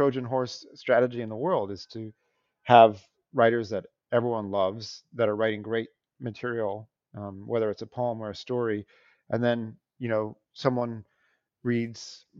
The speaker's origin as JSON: {"language": "English", "town": "Sacramento", "region": "California", "country": "United States", "lives_now": "New York, United States", "said": "And I live in New York most of the time, but I'm from Sacramento, California"}